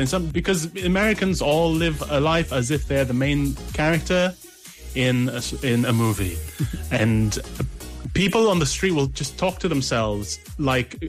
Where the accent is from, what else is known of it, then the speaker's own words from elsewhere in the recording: London, United Kingdom; speaking as Londoner